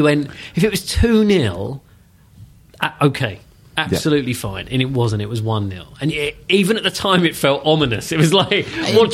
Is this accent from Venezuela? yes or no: no; Maidstone, South East England, United Kingdom; my hometown team.